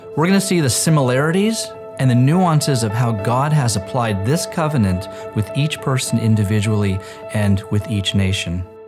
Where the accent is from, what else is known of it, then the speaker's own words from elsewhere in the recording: Israel; I grew up in Israel as an Orthodox Jew